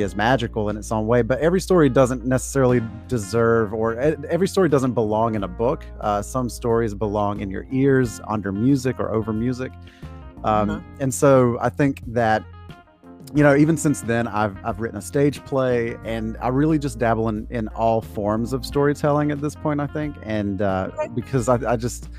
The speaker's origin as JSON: {"language": "English", "region": "Georgia", "country": "United States", "tie": "born or raised there", "moved": "as an adult", "lives_now": "North Carolina, United States", "said": "I was born and raised in Georgia, and went to college there and worked there for a few years"}